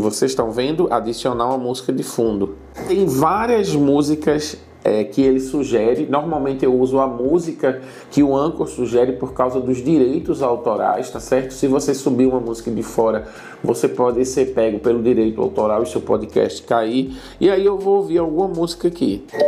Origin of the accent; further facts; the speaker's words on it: Recife, Pernambuco, Brazil; moved away as an adult; now in Senegal; eu sou de Recife